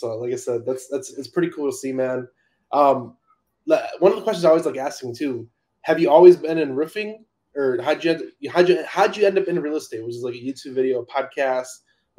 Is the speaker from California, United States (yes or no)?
yes; California, United States; I'm from California.